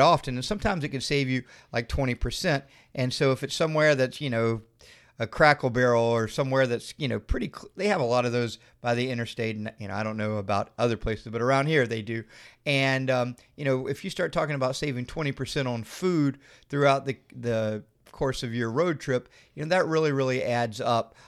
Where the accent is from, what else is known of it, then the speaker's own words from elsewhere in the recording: Florida, United States; we're from Florida